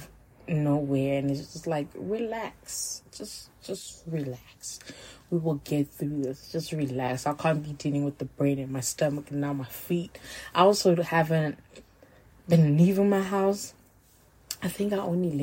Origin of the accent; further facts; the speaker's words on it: Johannesburg, Gauteng, South Africa; also born or lived in Limpopo; I grew up two places, but like I grew up in Limpopo, and I was living with my aunts and a few of my cousins. So in 2006, I moved back here to Joburg to live with my mom